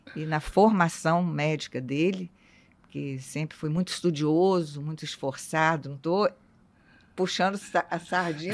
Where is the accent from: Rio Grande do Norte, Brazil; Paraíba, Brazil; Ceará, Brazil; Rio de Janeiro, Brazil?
Rio de Janeiro, Brazil; interior of Rio de Janeiro state, Brazil; moved away; eu sou do interior do estado do Rio